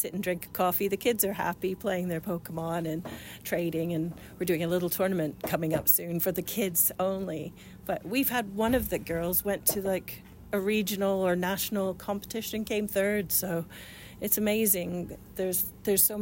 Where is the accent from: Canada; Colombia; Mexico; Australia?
Canada; accent: Canadian or Irish; moved away as an adult; also born or lived in Jarrow, England / England; now in Ipswich, United Kingdom; I was born in Jarrow. So I'm Geordie, then went to Canada when I was six. But I've been in England for 20 years now. So yes, I still sound Canadian or Irish or whatever people think I sound.